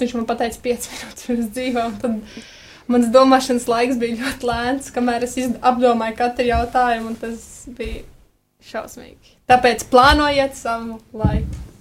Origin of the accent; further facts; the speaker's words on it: Rūjiena, Valmiera Municipality, Latvia; mēs nākam no Rujens